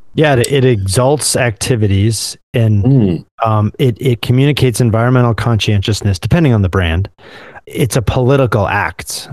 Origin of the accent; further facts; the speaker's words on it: Midwest, United States; as a Midwesterner